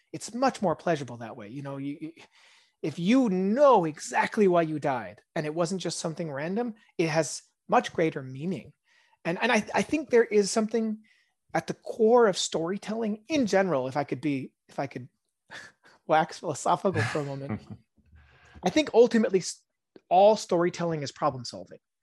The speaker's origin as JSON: {"language": "English", "region": "California", "country": "United States", "tie": "born or raised there", "also_born_or_lived": "Israel", "first_language": "Hebrew", "second_language": "English", "said": "I grew up mostly around California and, um, although my first language is Hebrew"}